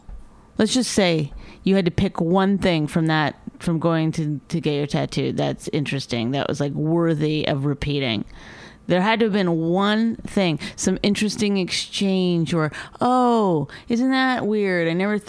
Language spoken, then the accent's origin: English; Canada; Have anger problems. I'm Canadian.